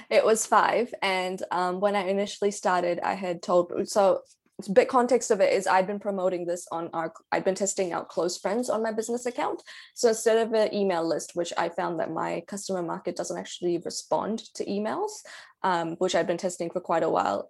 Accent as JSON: {"language": "English", "town": "Karachi", "region": "Sindh", "country": "Pakistan", "moved": "yes", "lives_now": "New Zealand", "said": "I'm from Pakistan, I'm from Karachi"}